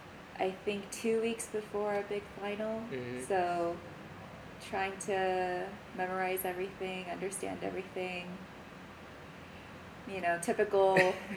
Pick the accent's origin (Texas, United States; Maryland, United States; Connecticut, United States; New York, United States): Texas, United States; Houston; also born or lived in Los Angeles, California / Liberia; So, I was born in Los Angeles, California. But I moved to Houston when I was five, so I grew up in Houston, Texas.